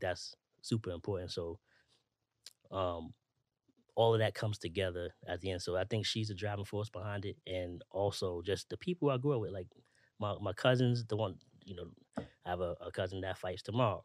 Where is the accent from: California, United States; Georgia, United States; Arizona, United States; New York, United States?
New York, United States; New York City; growing up in Brownsville, um, in the early, early late nineties, early two thousands